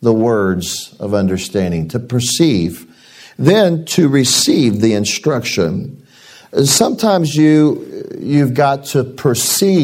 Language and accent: English; Arkansas, United States; moved away; also born or lived in Springfield, Missouri; I am an Arkansas boy from the top of my head to the bottom of my feet